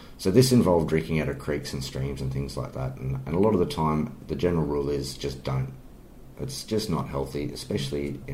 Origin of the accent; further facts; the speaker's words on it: Sydney, New South Wales, Australia; growing up in Sydney